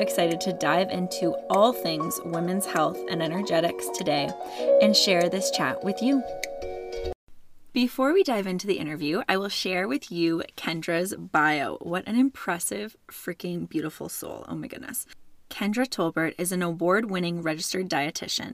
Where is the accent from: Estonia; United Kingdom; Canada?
Canada; also born or lived in Ontario; I'm Canadian, so I can handle snow, but over here in Ontario, we get our snow.